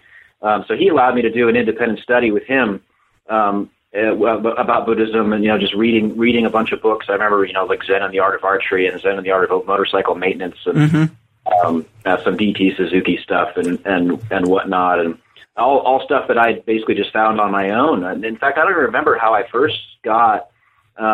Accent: South Pasadena, California, United States; I'm originally from Southern California. I was born and raised in a small town called South Pasadena.

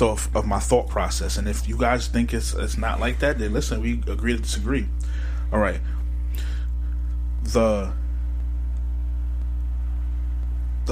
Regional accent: New York, United States; I'm from New York

